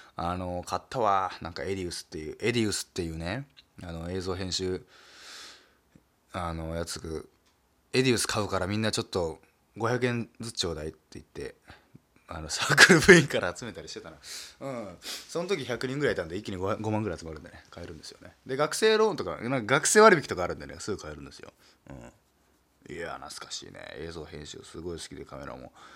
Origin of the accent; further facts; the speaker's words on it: Nagasaki, Japan; accent: Nagasaki dialect; moved away; 僕はもう長崎出身